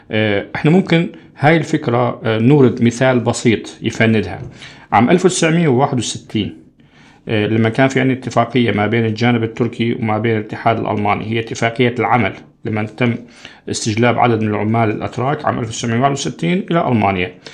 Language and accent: Arabic; Syria; now in Turkey; طيب إحنا كسوريين المجنسين تحديدا كم سنة بدنا لحتى نصير مدير قسم